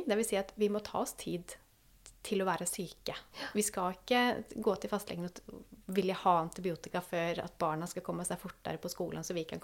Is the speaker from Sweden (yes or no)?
yes; Sweden; now in Norway; Jeg kom jo fra Sverige, så jeg leste så hva som skjedde der òg.